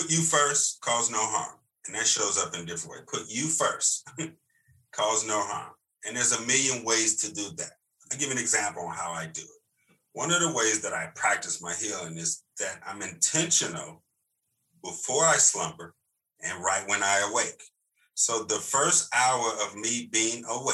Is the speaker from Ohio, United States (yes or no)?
no; Chicago, Illinois, United States; moved away as an adult; now in Atlanta, United States; born and raised in Chicago, man, just turned 50 on March 8th. Been in Atlanta 20 years.